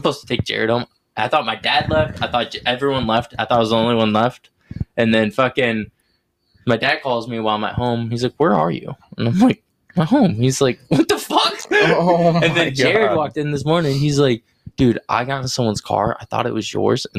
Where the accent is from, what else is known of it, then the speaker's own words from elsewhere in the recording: West Virginia, United States; I'm from West Virginia